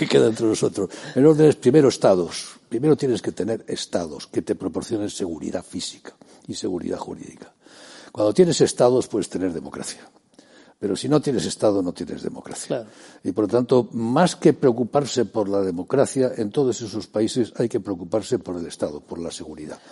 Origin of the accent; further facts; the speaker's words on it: Spain; Como soy español, los límites de mi comunidad son España